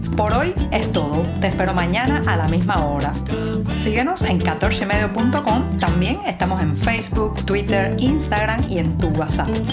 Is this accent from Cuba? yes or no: yes; Cuba; cubana, periodista, ciudadana